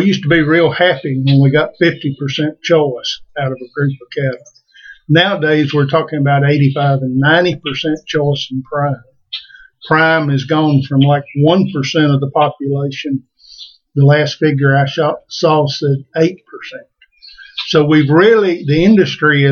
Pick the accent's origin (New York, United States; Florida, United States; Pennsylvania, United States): Florida, United States; Homeland; also born or lived in Texas; I'm originally from Polk County, Florida, a little place called Homeland